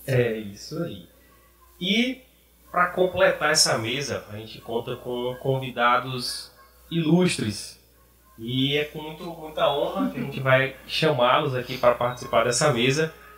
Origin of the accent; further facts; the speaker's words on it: Maranhão, Brazil; moved away as an adult; also born or lived in Piauí; now in Ceará, Brazil; vim do Maranhão, me formei no Piauí, agora estou no Ceará